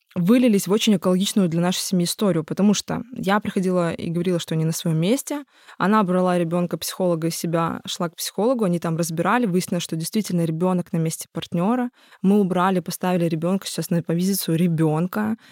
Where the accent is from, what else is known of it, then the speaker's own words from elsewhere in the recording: Tuapse, Krasnodar Krai, Russia; moved away as an adult; я очень люблю свой родной город